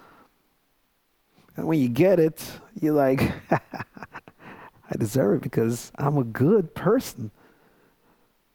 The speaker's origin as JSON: {"language": "English", "country": "Jamaica", "moved": "yes", "lives_now": "United States", "said": "I knew that I was Jamaican. I'm still Jamaican."}